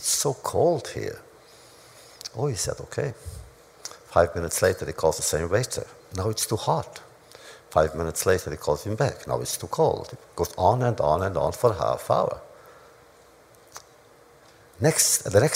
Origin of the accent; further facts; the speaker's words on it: Romania; also born or lived in New York, United States; now in United States; in my hometown, which was Hungary, Romania